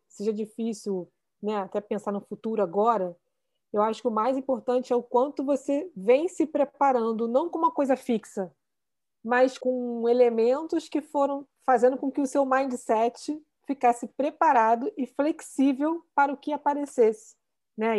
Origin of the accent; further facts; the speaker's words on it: Rio de Janeiro, Brazil; eu tô aqui, eu nunca saí do Rio de Janeiro